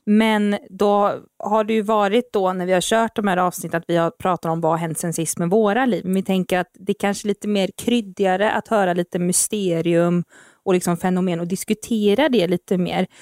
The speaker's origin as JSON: {"language": "Swedish", "town": "Uddevalla", "region": "Västra Götaland", "country": "Sweden", "tie": "born or raised there", "said": "så är jag uppvuxen här också. Ehm, ja, i mina tidigare barndomsår"}